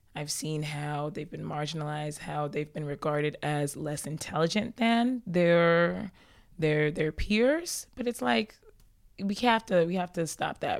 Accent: South Georgia, United States; moved away as an adult; also born or lived in Ibadan, Nigeria / Atlanta; now in New York, United States; growing up in South Georgia, definitely one of the only Nigerian families.

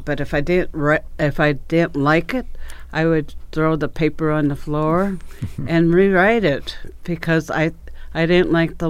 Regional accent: Albert Lea, Minnesota, United States; born there; I was born in Albert Lea, 1949. I was there, and my dad had a candy store in Albert Lea.

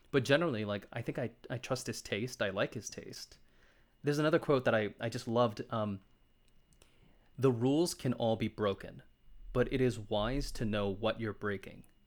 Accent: Lafayette, Louisiana, United States; moved away as an adult; also born or lived in Houston, Texas; now in New York, United States; I'm born and raised in Lafayette, Louisiana

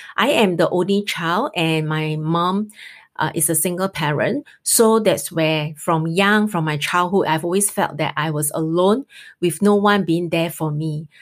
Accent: Singapore; we are Singaporean

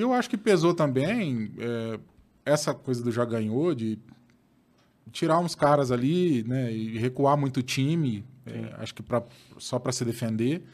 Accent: Pontal, São Paulo, Brazil; eu sou de Pontal, aqui hum. perto de Ribeirão

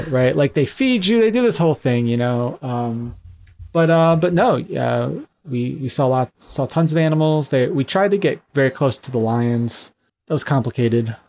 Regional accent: United States

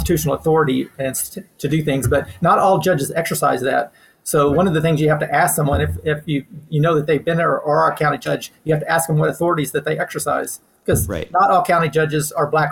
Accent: Leakey, Texas, United States; I'm from a small town in the Western Hill Country called Lakey

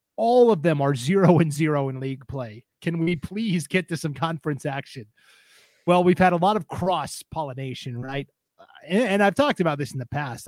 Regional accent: Missoula, Montana, United States; now in Idaho, United States; I grew up in Missoula

